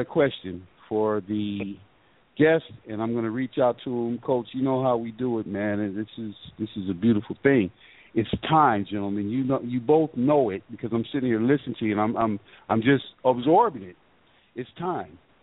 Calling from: Georgia, United States; I'm calling from Georgia.

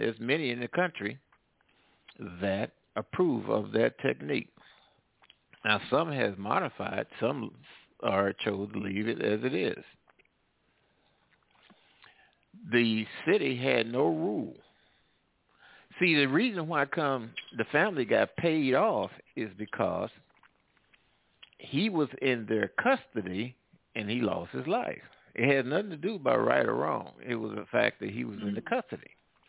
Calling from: Midwest, United States; I'm calling from the Midwest.

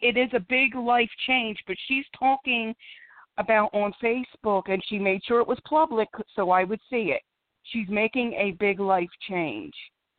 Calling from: Philadelphia, Pennsylvania, United States; Philadelphia, PA.

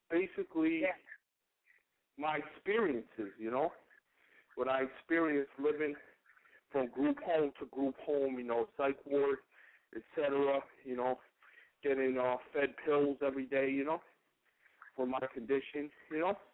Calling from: Pennsylvania, United States; I'm calling in from Pennsylvania.

